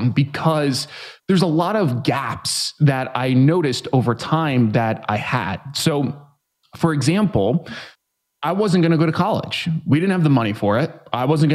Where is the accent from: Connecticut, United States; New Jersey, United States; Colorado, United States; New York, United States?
New York, United States; now in San Diego, United States; I'm originally from New York. I live in San Diego now. I grew up in a neighborhood that really wasn't super great.